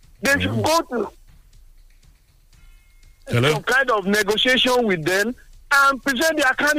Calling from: Togo; I'm calling from Togo.

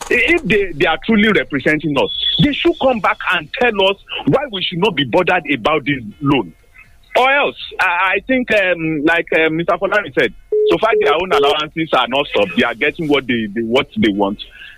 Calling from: Abeokuta, Ogun State, Nigeria; I'm calling from Abeokuta this morning.

